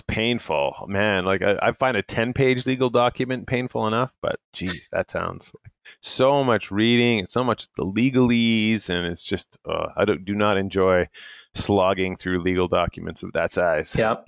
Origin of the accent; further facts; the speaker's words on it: Canada; being Canadian